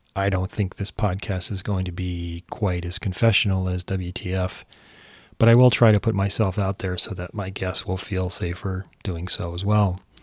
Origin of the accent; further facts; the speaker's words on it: San Jose, California, United States; moved away; also born or lived in Honolulu, Hawaii / Davis, California / New York / Los Angeles; I was born in Honolulu, raised mostly in San Jose, California.